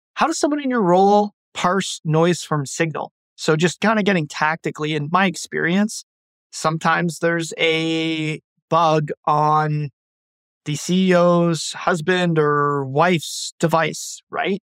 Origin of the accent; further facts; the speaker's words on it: Ottawa, Ontario, Canada; I'm from Ottawa, Canada.